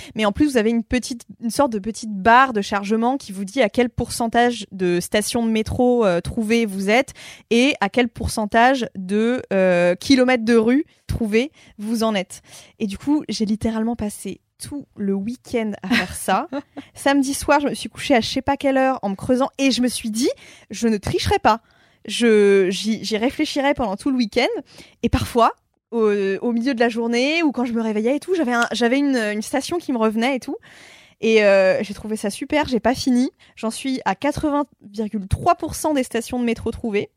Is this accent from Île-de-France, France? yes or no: yes; Paris, Île-de-France, France; also born or lived in Amiens; je suis née à Paris